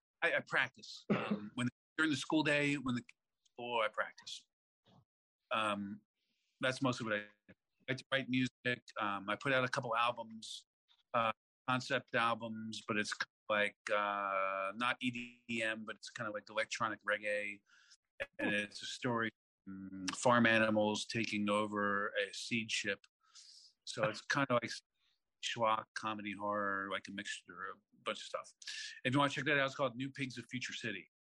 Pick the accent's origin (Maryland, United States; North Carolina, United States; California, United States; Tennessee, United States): Maryland, United States; Baltimore; born there; also born or lived in Fredonia, New York; I was born in Baltimore, and then we moved to Fredonia, New York, and I lived there until I was five.